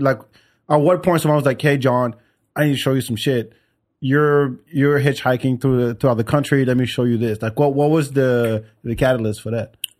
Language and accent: English; France; also born or lived in Senegal; now in Austin, United States; I grew up in France